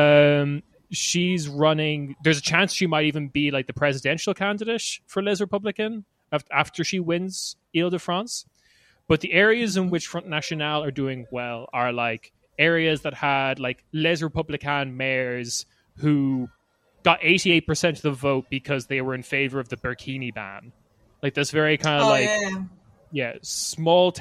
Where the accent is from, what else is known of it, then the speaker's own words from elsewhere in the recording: Ireland; as an Irish boy myself